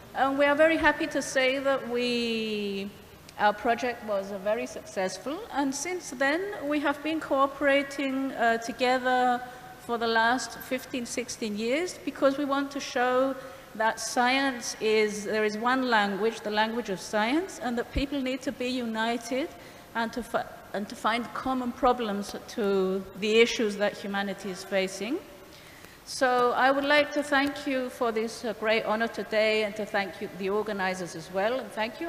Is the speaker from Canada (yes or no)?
no; Cyprus; I'm from Cyprus, from the Greek Cypriot community, where we speak Greek